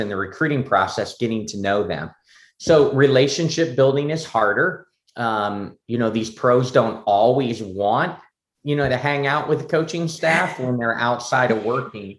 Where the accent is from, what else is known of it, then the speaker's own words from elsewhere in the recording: Pennsylvania, United States; moved away; my hometown of Pennsylvania